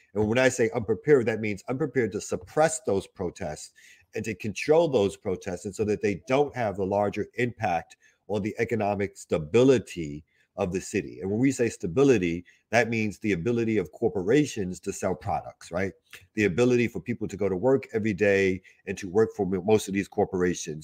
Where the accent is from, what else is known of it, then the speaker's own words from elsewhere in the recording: New York City, New York, United States; I grew up in Albany Projects in Brooklyn